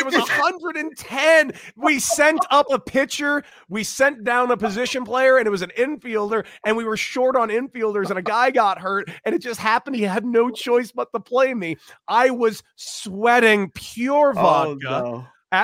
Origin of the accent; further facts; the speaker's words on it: Santa Monica, California, United States; I'm from Santa Monica. I grew up in the the most picturesque, perfect weather area maybe in the country. Yeah, I got very, very lucky with where I grew up.